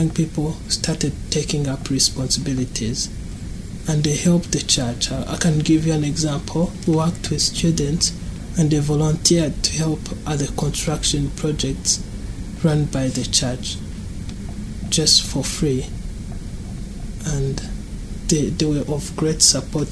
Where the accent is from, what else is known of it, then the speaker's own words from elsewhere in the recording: Rwanda; moved away; I grew up in Rwanda in a Christian family.